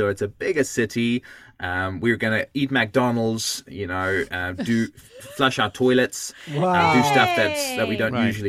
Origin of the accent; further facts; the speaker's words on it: South Africa; also born or lived in Auckland, New Zealand; now in Hokitika, New Zealand; I'm originally from, as you can hear from my voice, this is not the Kiwi accent that you'd expect. It's I'm South African originally, and we moved to New Zealand.